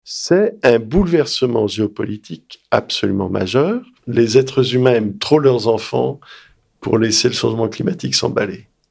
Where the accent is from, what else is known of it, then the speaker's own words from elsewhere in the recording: Lyon, Auvergne-Rhône-Alpes, France; also born or lived in Washington; j'ai grandi à Lyon